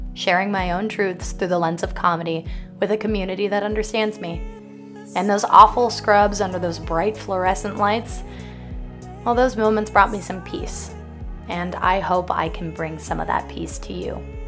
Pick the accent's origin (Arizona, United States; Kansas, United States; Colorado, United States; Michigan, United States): Arizona, United States; now in New York, United States; I boarded a plane home to Arizona the next day.